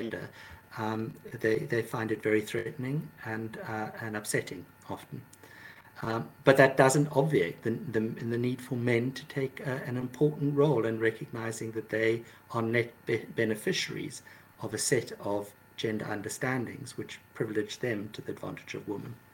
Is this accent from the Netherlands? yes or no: no; South Africa; moved away; also born or lived in London; I grew up in South Africa